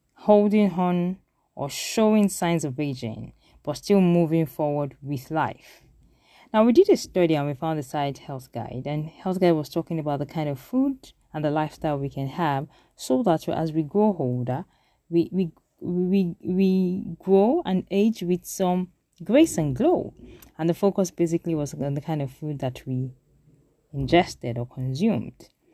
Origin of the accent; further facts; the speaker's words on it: South West Nigeria, Nigeria; we grew up in the Southwest